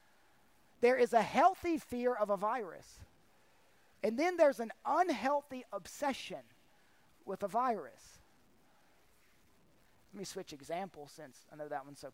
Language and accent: English; North Carolina, United States; my home state of North Carolina